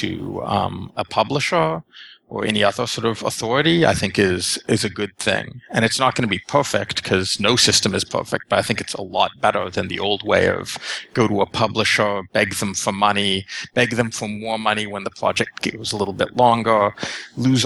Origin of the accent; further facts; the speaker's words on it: Canada; as a Canadian